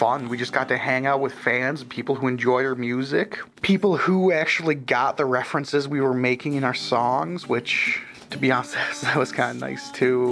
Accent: Port Huron, Michigan, United States; now in Saginaw, United States; I'm originally from Port Huron, Michigan

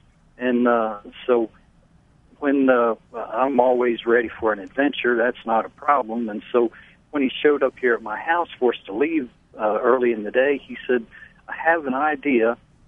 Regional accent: Lancaster, Pennsylvania, United States; now in the South, United States; Actually, I'm from Lancaster, Pennsylvania, so I'm an Amish American to start with.

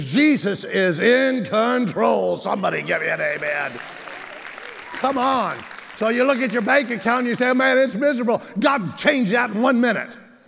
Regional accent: San Bernardino, California, United States; I'm from San Bernardino

